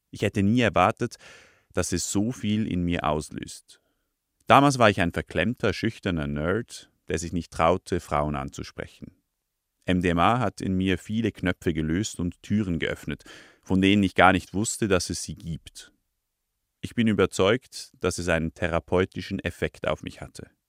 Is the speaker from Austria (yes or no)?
no; Lucerne, Switzerland; now in Zürich, Switzerland; In meinem Heimatort, einem 300-Seelendorf im Luzerner Hinterland, sind Reto und ich die einzigen mit Konsumerfahrung.